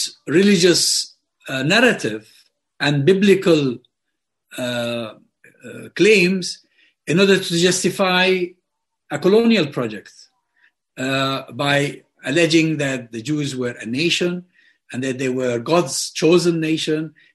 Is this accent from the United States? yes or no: no; Hebron, West Bank, Palestine; moved away; Hebron, my hometown